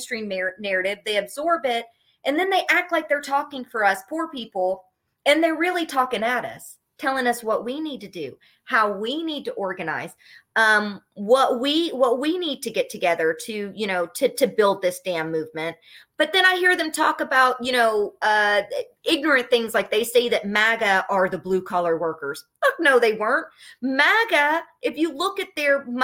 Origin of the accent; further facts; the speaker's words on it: Appalachia, Kentucky, United States; from Kentucky who does have degrees, but I was like from Appalachia